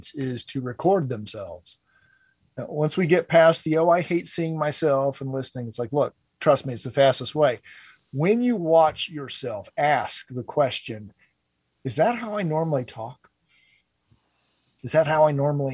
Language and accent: English; Cincinnati, Ohio, United States; my hometown of Cincinnati